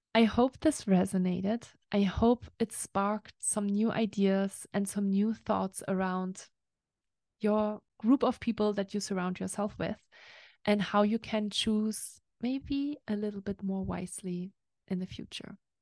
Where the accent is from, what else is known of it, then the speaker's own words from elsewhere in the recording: Germany; now in Lake Tahoe, United States; I'm used to from Germany or from Europe